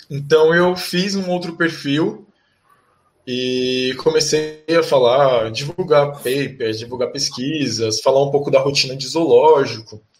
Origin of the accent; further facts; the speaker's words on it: Fortaleza, Ceará, Brazil; now in São Paulo, Brazil; Então, eu eu sou nordestino, eu nasci em Fortaleza, no Ceará, mas eu moro em São Paulo com a minha família.